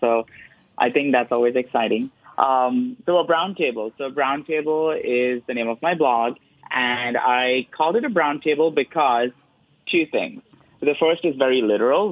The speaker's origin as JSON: {"language": "English", "town": "Mumbai", "region": "Maharashtra", "country": "India", "tie": "born or raised there", "moved": "yes", "said": "I am brown because I am Indian. I was born in Bombay"}